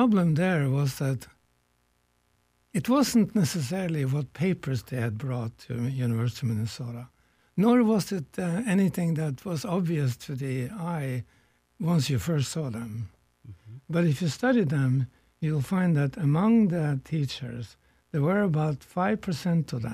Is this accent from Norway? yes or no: yes; Norway; now in United States; I come from a distant country here. I was born in Norway.